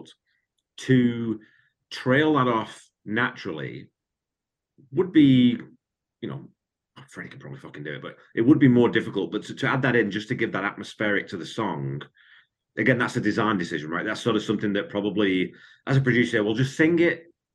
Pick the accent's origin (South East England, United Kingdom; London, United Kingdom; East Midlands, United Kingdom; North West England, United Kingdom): North West England, United Kingdom; Wigan; moved away; I grew up in Wigan